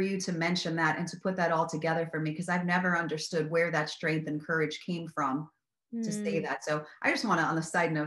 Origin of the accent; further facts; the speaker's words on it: Miami, Florida, United States; I grew up in Miami